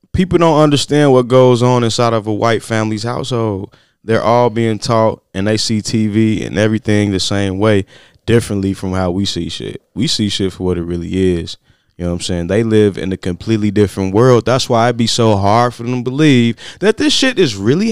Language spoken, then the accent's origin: English; Gary, Indiana, United States; I'm from Gary